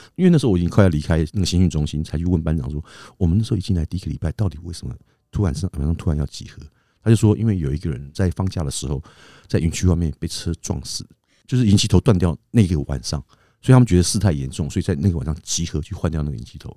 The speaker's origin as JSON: {"language": "Chinese", "country": "Taiwan", "tie": "born or raised there", "said": "我们从小都在眷村长大"}